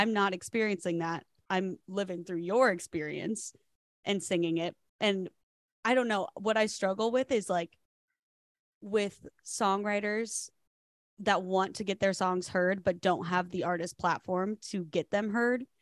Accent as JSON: {"language": "English", "region": "Iowa", "country": "United States", "tie": "born or raised there", "said": "we grew up in Iowa together at the same high school"}